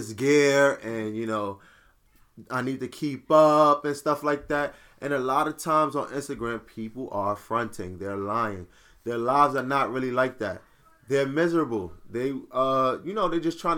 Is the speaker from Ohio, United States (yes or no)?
no; New York City, New York, United States; I'm from Brooklyn.